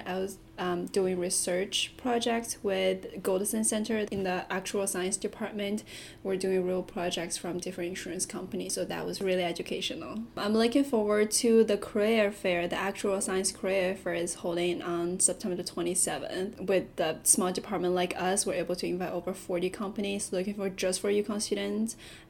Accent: China; now in Connecticut, United States; I went back to my hometown, China.

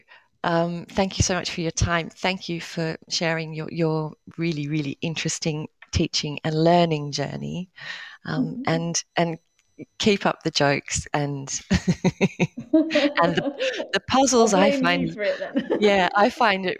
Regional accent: Australia; As a kid, growing up in Australia

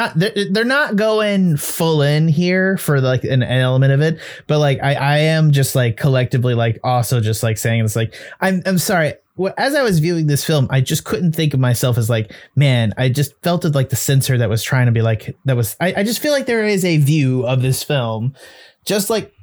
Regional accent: United States; I as an American viewer

